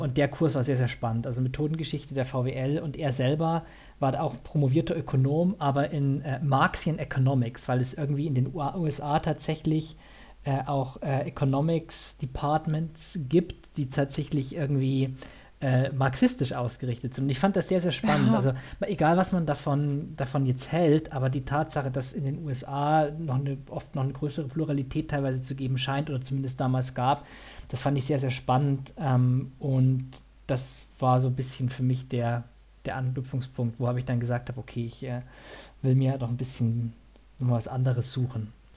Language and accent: German; Bavaria, Germany; also born or lived in Saxony; ich bin eigentlich äh, gebürtiger Sachse, bin aber dann so zur Einschulung nach Bayern gezogen. Ich bin also eher süddeutsch sozialisiert